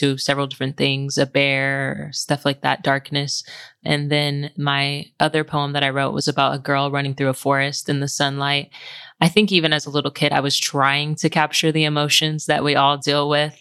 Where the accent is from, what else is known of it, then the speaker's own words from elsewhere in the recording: Oklahoma City, Oklahoma, United States; I grew up in Oklahoma City with my mom and two siblings.